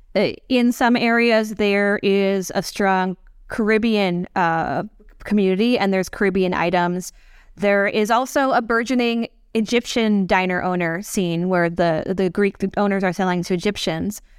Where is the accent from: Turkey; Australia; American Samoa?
American Samoa; now in New York, United States; I am from American Samoa, which is in U S territory